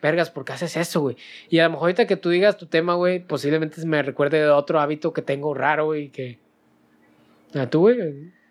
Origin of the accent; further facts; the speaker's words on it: Monterrey, Nuevo León, Mexico; nosotros somos de Monterrey